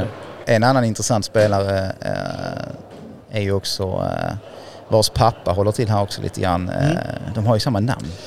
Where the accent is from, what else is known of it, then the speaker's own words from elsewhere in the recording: Sweden; vi svenskar